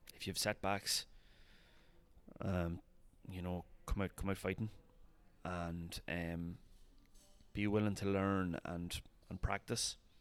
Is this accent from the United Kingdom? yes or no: no; Longwood, Leinster, Ireland; this is Longwood. Like yeah, village of three hundred people